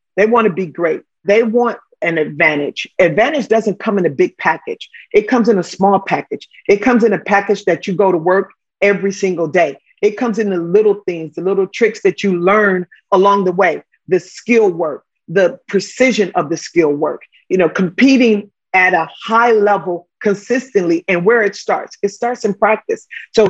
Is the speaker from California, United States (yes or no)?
yes; Los Angeles, California, United States; I'm a kid from Watts.